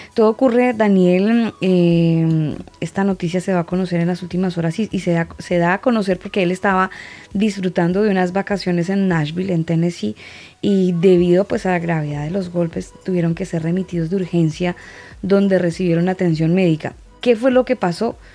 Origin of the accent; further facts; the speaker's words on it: Colombia; now in Santiago, Chile; yo, pues, obviamente por mi acento me ubicarán y algunos amigos más cercanos sabrán que yo soy colombiana